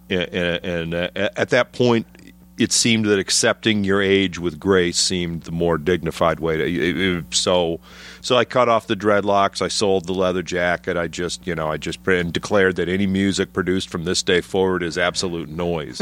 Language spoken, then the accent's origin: English; Trenton, Michigan, United States; moved away as an adult; also born or lived in Chicago, Illinois; now in Chicago area, United States; Grew up south of Detroit, but I was, uh, Trenton, Michigan